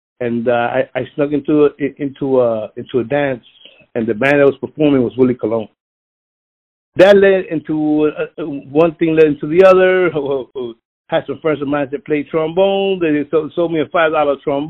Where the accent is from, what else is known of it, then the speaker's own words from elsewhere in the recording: Philadelphia, Pennsylvania, United States; I was born in North Philadelphia